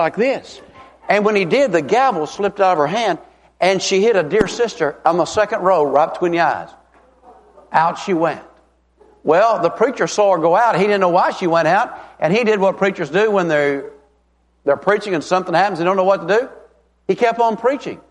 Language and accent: English; Tennessee, United States; I'm from Tennessee